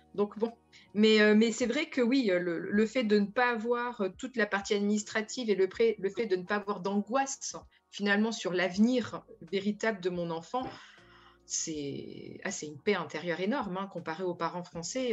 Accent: France; moved away as an adult; now in Netherlands; je suis française, donc je viens avec mon bagage de française

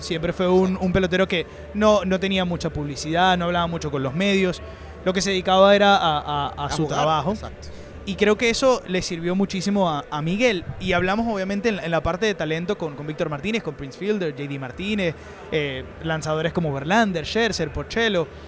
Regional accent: Venezuela; para uno como periodista venezolano

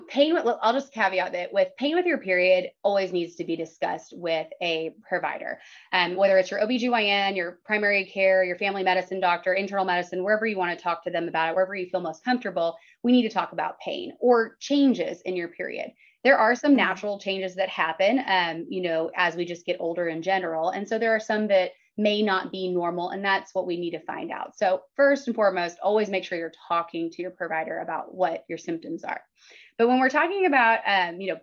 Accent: Dallas, Texas, United States; moved away as an adult; now in Lubbock, United States; I'm originally from the Dallas area, but I came out here for Texas Tech for undergrad

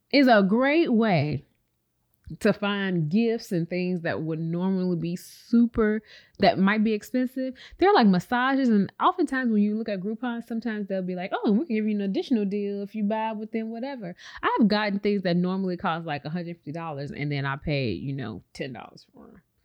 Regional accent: Chicago, Illinois, United States; we're from Chicago

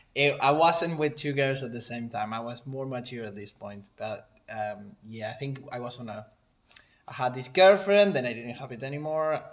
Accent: Argentina; moved away as an adult; now in New Zealand; I'm from Argentina.

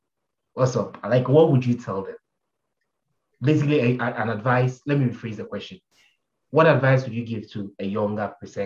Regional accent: Ghana; I'm Ghanaian

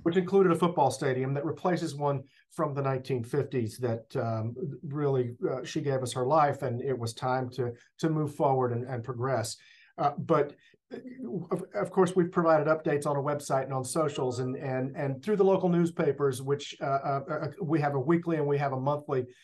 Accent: Longview, Texas, United States; born or raised there; also born or lived in New Jersey; now in La Porte, United States

